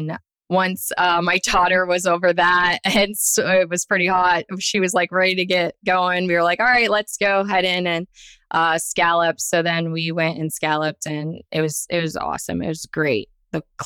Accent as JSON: {"language": "English", "region": "South Florida", "country": "United States", "tie": "born or raised there", "said": "I am born and raised in South Florida"}